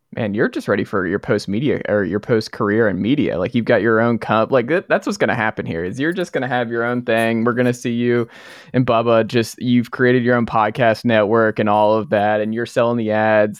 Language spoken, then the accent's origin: English; Atlanta, Georgia, United States; That's where I'm from. I'm from Atlanta.